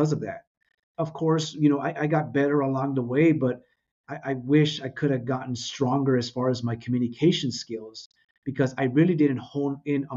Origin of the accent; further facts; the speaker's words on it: United States; first language Spanish; English is a second language; I was born and raised here in the United States